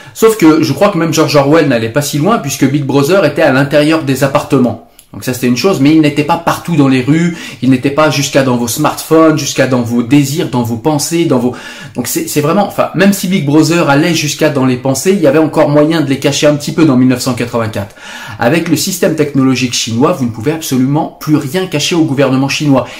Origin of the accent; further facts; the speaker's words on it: France; chez nous en France